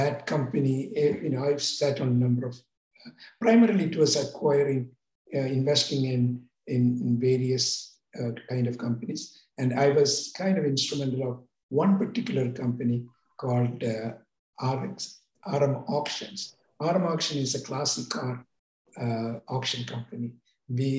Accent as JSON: {"language": "English", "country": "India", "moved": "as an adult", "lives_now": "California, United States", "said": "I came to America from India as a student to California Institute of Technology"}